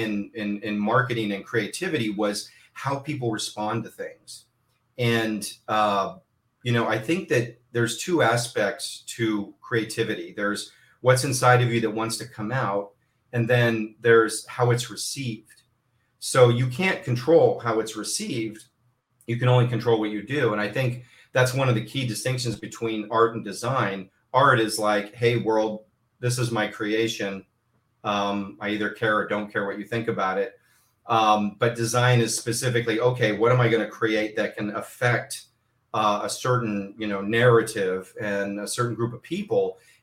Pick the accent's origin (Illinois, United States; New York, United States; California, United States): California, United States; Southern; I grew up here in Southern California